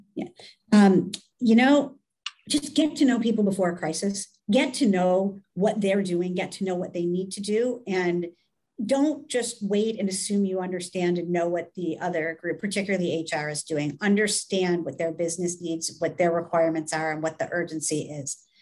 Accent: United States; being an American

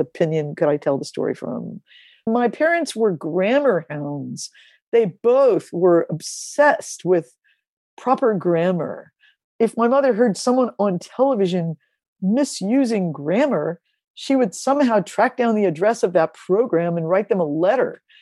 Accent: Ferguson, Missouri, United States; I grew up in Ferguson, Missouri

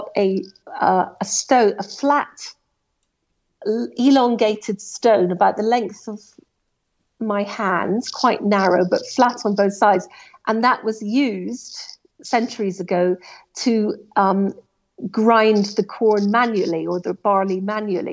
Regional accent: Scotland, United Kingdom; as a Scot, it's my national game

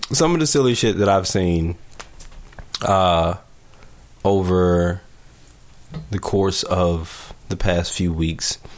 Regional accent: Alabama, United States; moved away; Uniontown, yeah, well, Alabama, which is where I'm from.

